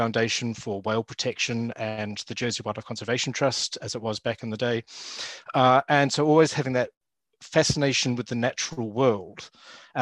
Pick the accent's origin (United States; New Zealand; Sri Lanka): New Zealand; accent: Kiwi; moved away as an adult; now in United Kingdom; I grew up in New Zealand and did my university training